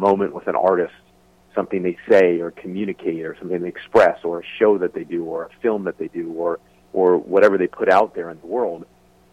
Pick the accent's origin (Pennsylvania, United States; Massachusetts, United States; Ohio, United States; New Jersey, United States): New Jersey, United States; moved away; also born or lived in San Diego / Los Angeles; I was a kid from New Jersey